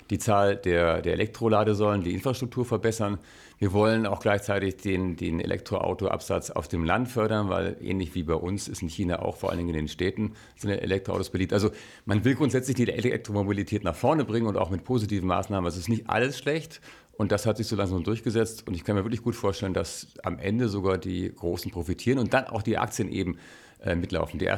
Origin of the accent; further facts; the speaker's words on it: Germany; ich bin ja hier in Deutschland aufgewachsen, wir haben sowas nicht.